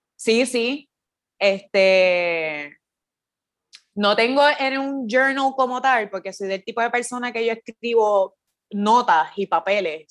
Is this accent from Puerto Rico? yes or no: yes; Patillas, Puerto Rico; moved away as an adult; also born or lived in Cayey / Old San Juan; now in San Juan, Puerto Rico; soy de Patilla, estudié en Calle